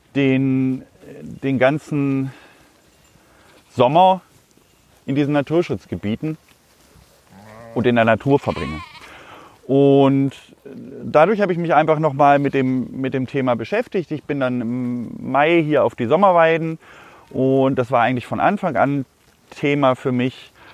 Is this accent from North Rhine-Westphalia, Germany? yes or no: no; Hanover, Lower Saxony, Germany; ich komme eigentlich ursprünglich aus der Stadt, aus Hannover. Ich bin komplett in der Stadt groß geworden.